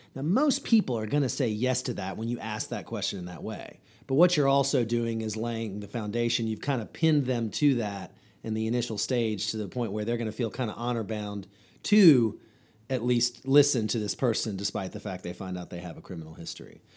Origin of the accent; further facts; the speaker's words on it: Chapel Hill, North Carolina, United States; I grew up here in Orange County, North Carolina, home to Chapel Hill